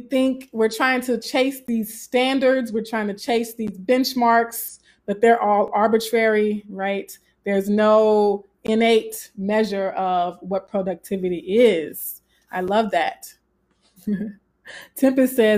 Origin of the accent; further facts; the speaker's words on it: Southern, United States; accent: Southern; my Southern accent